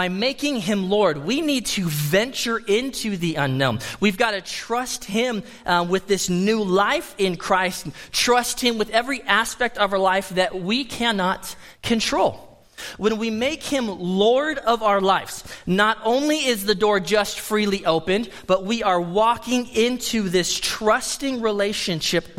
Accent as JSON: {"language": "English", "country": "United States", "said": "as an American"}